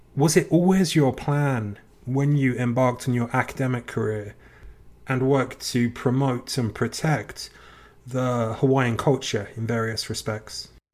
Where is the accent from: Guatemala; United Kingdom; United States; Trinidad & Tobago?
United Kingdom; England; as a kid growing up in England